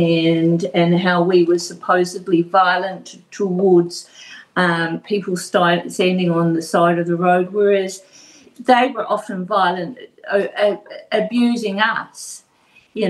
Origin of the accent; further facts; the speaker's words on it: Invercargill, Southland, New Zealand; now in Tauranga, New Zealand; Originally, I'm from Invercargill